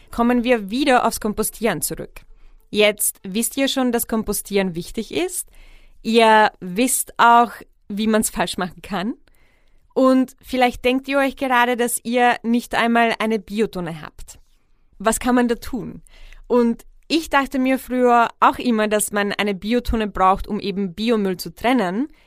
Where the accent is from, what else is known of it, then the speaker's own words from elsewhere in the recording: Vienna, Austria; ich fand es immer richtig faszinierend, dass meine Heimatstadt Wien jeden Tag so viel Brot wegschmeißt wie ganz Graz, also die zweitgrößte Stadt von Österreich, jeden Tag einkauft oder essen könnte.